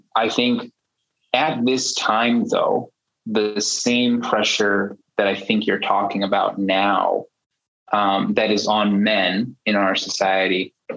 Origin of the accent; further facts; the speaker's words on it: United States; also born or lived in China; I am culturally American, you know, born and raised, and my parents were born and raised in the US too